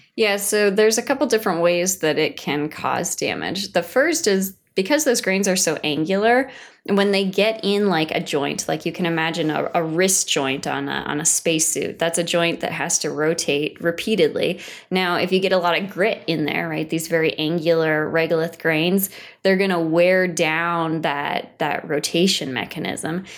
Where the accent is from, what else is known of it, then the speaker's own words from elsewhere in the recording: Washington, United States; moved away; I'm from Washington State originally